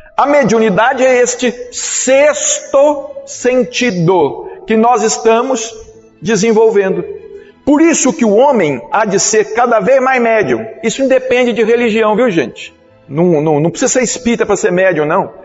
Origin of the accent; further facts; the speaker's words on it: Brazil; eu sou brasileiro